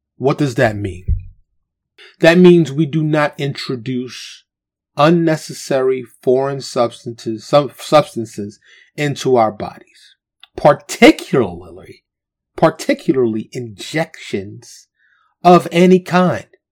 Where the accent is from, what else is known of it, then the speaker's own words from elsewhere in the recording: New York City, New York, United States; now in Texas, United States; Born and raised in New York City, but I live in Texas